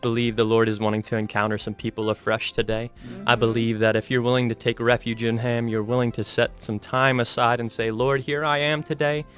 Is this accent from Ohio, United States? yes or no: yes; Ohio, United States; moved away as an adult; now in Colorado, United States; I'm originally from Ohio, moved out to Colorado to attend Bible college